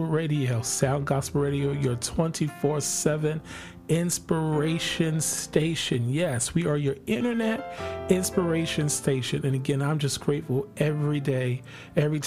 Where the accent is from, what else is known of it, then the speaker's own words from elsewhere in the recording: New Jersey, United States; we're from New Jersey